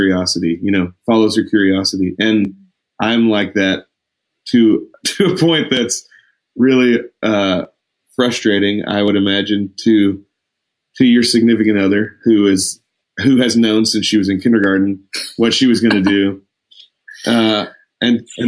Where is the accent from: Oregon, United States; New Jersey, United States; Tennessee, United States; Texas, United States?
Texas, United States; Lubbock; I grew up in Lubbock